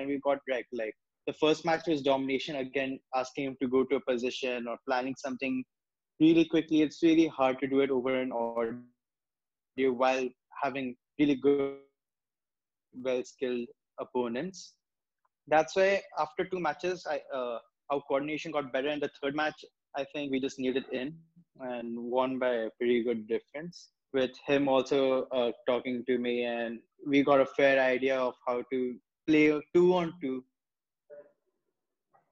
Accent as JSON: {"language": "English", "country": "China", "moved": "yes", "lives_now": "India", "said": "I'm from China"}